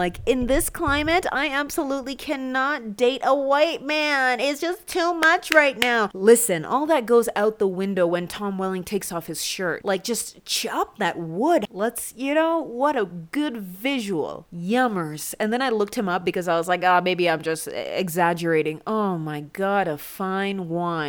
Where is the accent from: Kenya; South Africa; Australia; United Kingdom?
Kenya; I'm so Kenyan